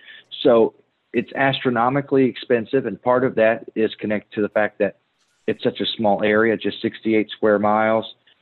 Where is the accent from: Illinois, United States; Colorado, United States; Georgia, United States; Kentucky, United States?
Kentucky, United States; also born or lived in Indianapolis, Indiana; So I'm from Kentucky.